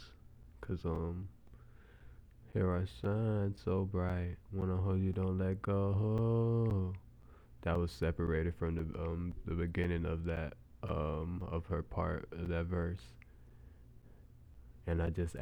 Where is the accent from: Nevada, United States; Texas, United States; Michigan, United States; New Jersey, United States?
Nevada, United States; Las Vegas; I'm from Las Vegas